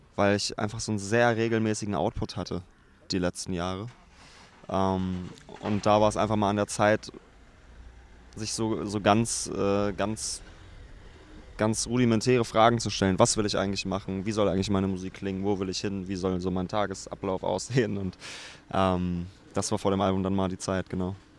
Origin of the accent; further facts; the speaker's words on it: Braunschweig, Lower Saxony, Germany; now in Berlin, Germany; Braunschweig ist noch die Heimat und ich bin da auch sehr gerne